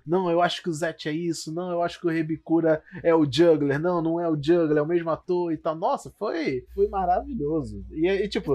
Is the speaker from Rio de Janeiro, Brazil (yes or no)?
yes; Rio de Janeiro, Brazil; Rio, né? Porque somos cariocas.